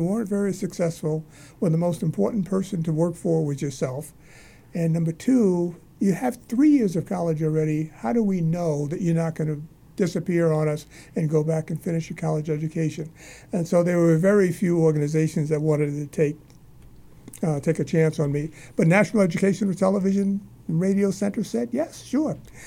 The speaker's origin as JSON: {"language": "English", "town": "New York City", "region": "New York", "country": "United States", "tie": "born or raised there", "moved": "as an adult", "lives_now": "Massachusetts, United States", "said": "Born and raised in Harlem"}